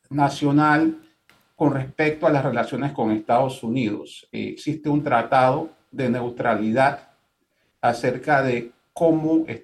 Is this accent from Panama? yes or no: yes; Panama; como panameño y como exfiscal acá y que estoy empapado de estas cosas